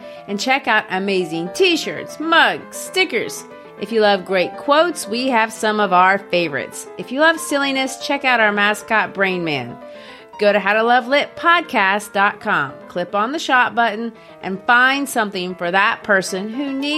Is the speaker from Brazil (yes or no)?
yes; Brazil; now in United States; Growing up in Brazil, of course, we didn't have Halloween